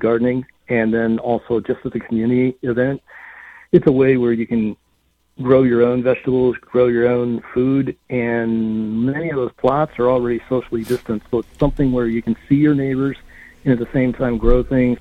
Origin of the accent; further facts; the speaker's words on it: St. Louis, Missouri, United States; moved away; St. Louis is my hometown